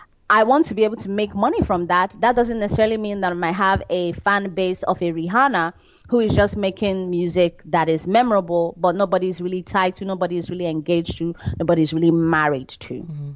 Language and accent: English; Nigeria; we are not as bad as that, because we still have a variety of cultures and we still want to sound original in Nigeria.